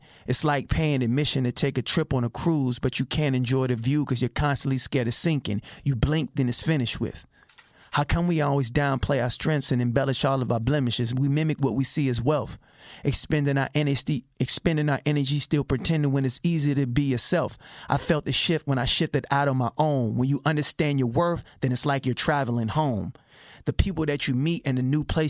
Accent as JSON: {"language": "English", "town": "Richmond", "region": "California", "country": "United States", "tie": "born or raised there", "said": "I'm a kid from Richmond, California that was teased"}